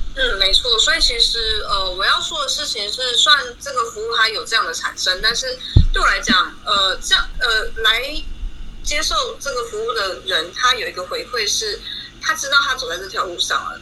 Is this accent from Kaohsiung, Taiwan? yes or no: no; Tainan, Taiwan; moved away as an adult; now in Taichung, Taiwan; 我是海南人，可是我现在人在台中居住工作